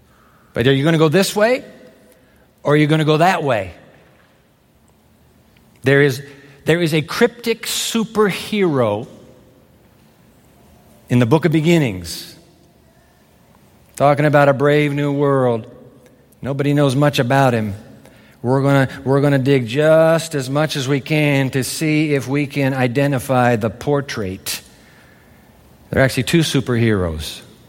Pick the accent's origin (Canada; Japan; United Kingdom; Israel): Japan; I grew up in Japan, and the Japanese use the 10,000 Chinese characters